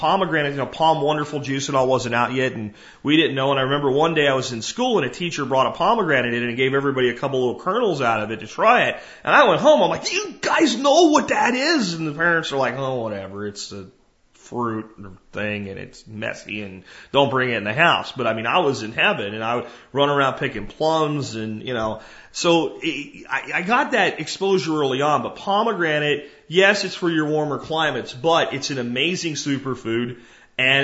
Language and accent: English; Jacksonville, Florida, United States; an apartment complex I grew up in Jacksonville, Florida in.